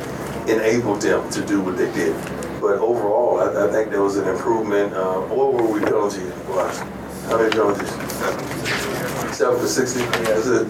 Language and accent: English; Florida, United States; I'm from Florida, and I like Florida dogs because that's where I come from.